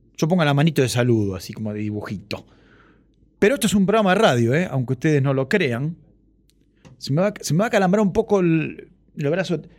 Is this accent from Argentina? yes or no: yes; Ituzaingó, Buenos Aires Province, Argentina; cuando yo era chico no estaba el acento de ituzengo en el cartel de la estación